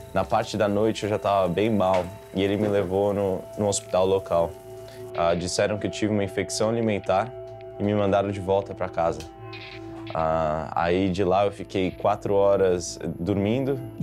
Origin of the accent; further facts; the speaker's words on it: Brazil; moved away as an adult; also born or lived in São Paulo, Brazil; now in United States; Nasci no Brasil